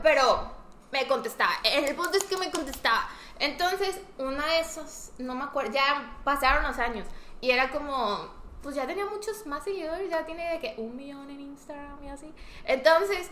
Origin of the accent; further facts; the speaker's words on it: Mexico; soy de México